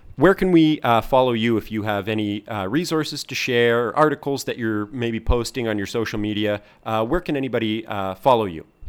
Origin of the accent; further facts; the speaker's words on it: Canada; now in Hong Kong; I am Canadian, but I'm living in Hong Kong